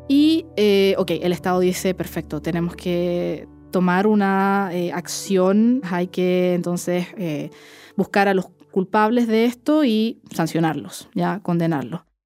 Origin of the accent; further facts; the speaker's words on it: Chile; Soy una periodista chilena